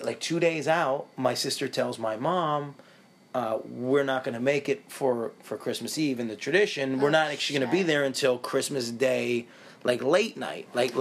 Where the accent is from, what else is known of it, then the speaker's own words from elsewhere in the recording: Syracuse, New York, United States; we're from Syracuse